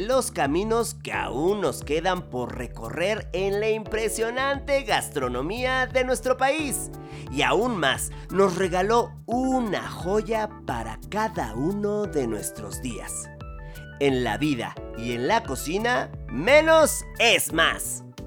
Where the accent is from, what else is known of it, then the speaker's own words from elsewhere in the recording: Mexico; como mexicanas y mexicanos tengamos una larga y abundante herencia culinaria